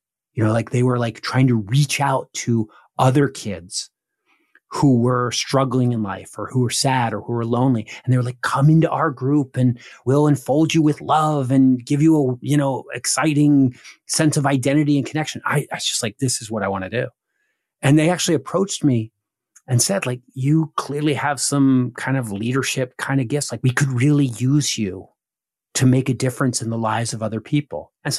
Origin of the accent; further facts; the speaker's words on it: outside of Philadelphia, Pennsylvania, United States; I grew up outside of Philadelphia in the family of a Baptist evangelist.